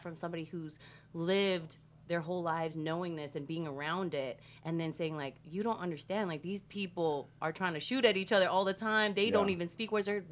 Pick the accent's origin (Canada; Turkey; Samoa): Samoa; now in United States; even though I'm Samoan and I come from Samoa, when I moved to the States